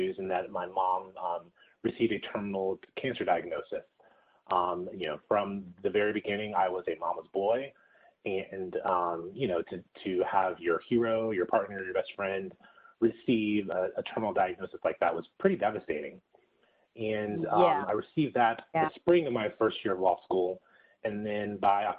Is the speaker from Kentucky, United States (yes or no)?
yes; Lexington, Kentucky, United States; moved away as an adult; also born or lived in Georgia / Stanford, California; I grew up in Lexington, Kentucky, went to undergrad in Georgia